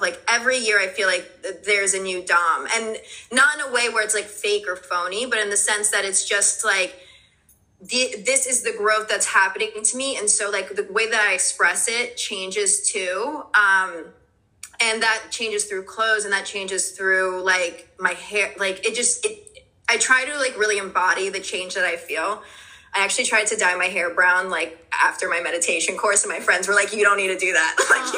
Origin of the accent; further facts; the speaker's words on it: New York City, New York, United States; also born or lived in New Jersey; now in New York, United States; I was born in Greenpoint, Brooklyn. My parents are Polish, so I was born in Greenpoint, Brooklyn, and then I moved to New Jersey. But I'm back in New York